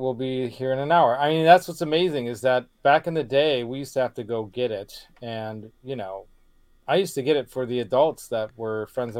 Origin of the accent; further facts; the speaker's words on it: Colorado, United States; also born or lived in California / Cherry Hills Village, Colorado; I was so lucky as a kid, you know, growing up in Colorado. And at that time, my mom had some money, you know. So in the beginning, in the 80s, it was pretty good. We lived in Cherry Hills, so Cherry Hills was like the best place to live.